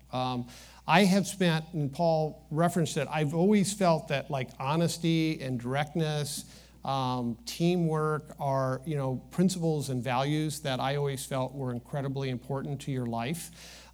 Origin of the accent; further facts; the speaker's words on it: Midwest, United States; growing up in the Midwest